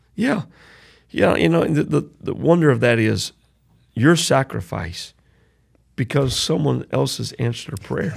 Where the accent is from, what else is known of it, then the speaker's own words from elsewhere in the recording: Southwest Louisiana, United States; I'm from Southwest Louisiana.